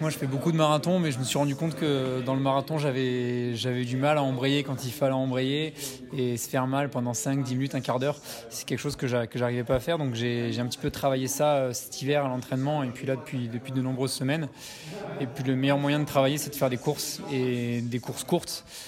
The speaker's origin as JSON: {"language": "French", "country": "France", "moved": "yes", "lives_now": "Valais, Switzerland", "said": "je suis français"}